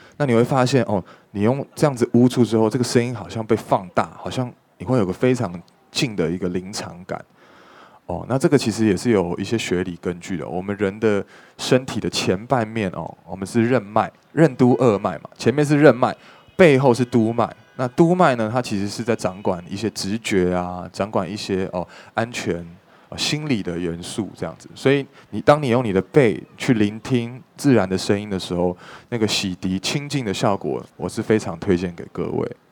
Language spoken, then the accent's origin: Chinese; Taipei, Taiwan; 因为我从小是在北投的这个大屯山上长大